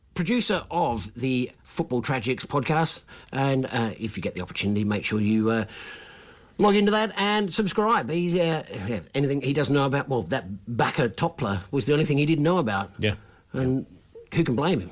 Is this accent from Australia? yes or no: yes; Australia; accent: Australian; I've got my Australian accent on there